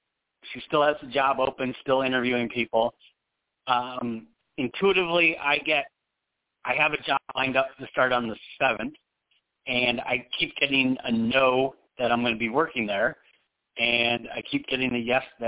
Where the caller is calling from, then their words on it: Phoenix, Arizona, United States; I am in Phoenix.